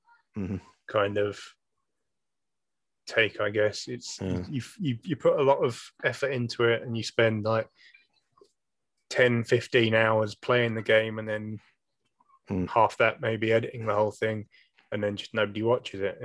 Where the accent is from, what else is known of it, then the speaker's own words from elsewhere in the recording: United Kingdom; we're British